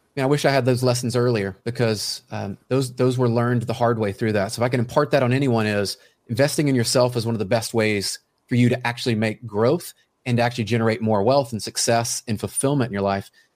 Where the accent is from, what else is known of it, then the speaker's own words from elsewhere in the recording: Memphis, Tennessee, United States; I grew up in Memphis, Tennessee